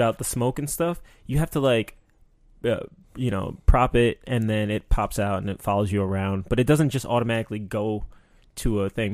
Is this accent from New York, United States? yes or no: yes; New York, United States; growing up in New York